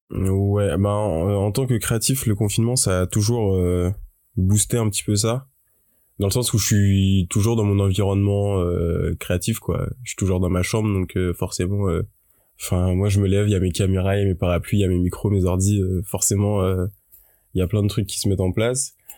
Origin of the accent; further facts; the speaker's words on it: Paris, Île-de-France, France; je suis parisien et comme j'ai mes, j'ai mes, euh, mes études à Paris, j'ai toujours été chez mes parents